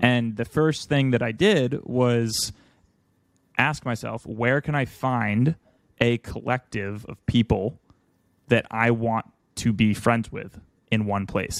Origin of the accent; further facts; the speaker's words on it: United States; I'm from America